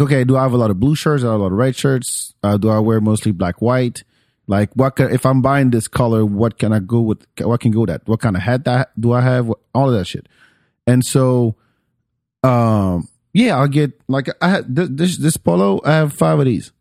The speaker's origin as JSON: {"language": "English", "country": "France", "tie": "born or raised there", "moved": "yes", "said": "I grew up in France"}